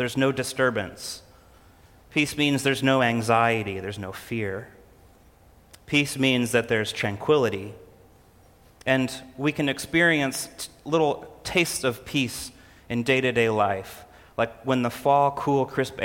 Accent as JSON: {"language": "English", "region": "Illinois", "country": "United States", "tie": "born or raised there", "moved": "yes", "said": "I grew up in Illinois"}